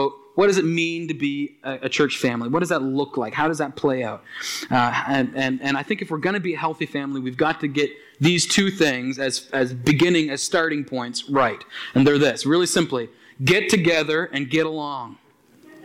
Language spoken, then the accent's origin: English; Aylesford, Nova Scotia, Canada; when I grew up in Aylesford, some of you know that Aylesford, Nova Scotia, down in the valley